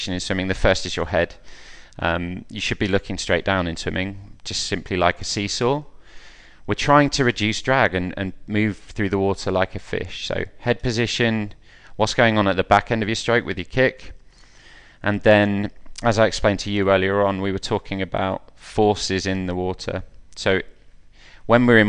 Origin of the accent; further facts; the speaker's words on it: Wellingborough, East Midlands, United Kingdom; I'm from Wellingborough, so I swam at Wellingborough Swim Club as a boy